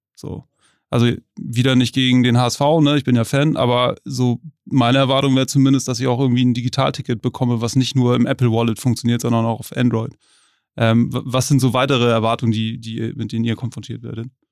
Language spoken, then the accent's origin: German; Hamburg, Germany; als Hamburger